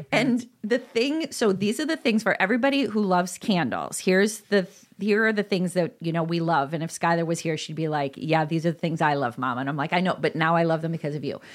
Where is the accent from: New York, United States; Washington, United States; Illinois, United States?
Illinois, United States; DeKalb; also born or lived in Iowa / Chicago; now in Elmhurst, United States; I grew up in DeKalb, Illinois, and then I went to school in Iowa, and then I came back to Chicago, and now I'm in Elmhurst.